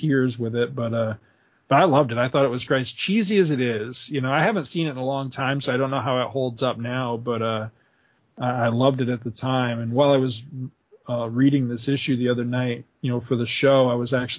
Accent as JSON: {"language": "English", "town": "Carthage", "region": "New York", "country": "United States", "tie": "born or raised there", "said": "when I was in my early teens, we moved from Carthage, where I lived in New York, to this little town where we live"}